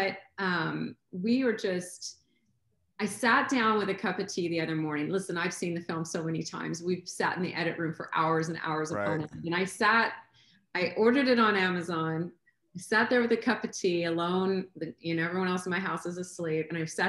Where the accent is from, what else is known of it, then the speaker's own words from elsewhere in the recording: Vancouver, British Columbia, Canada; also born or lived in Los Angeles; now in Kansas City, United States; I'm Canadian, I'm from Vancouver originally